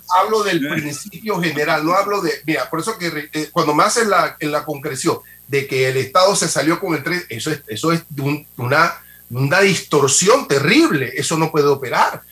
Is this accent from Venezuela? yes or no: no; Panama; como panameño